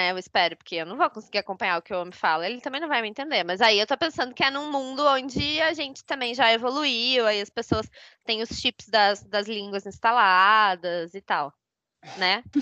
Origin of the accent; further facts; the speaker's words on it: São Leopoldo, Rio Grande do Sul, Brazil; now in São Paulo, Brazil; É, sou natural de São Leopoldo, Rio Grande do Sul também, e moro em São Paulo.